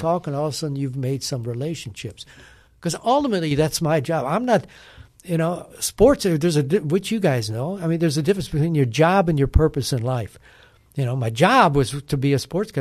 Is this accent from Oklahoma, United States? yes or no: no; Wisconsin, United States; now in Nashville, United States; I grew up in Wisconsin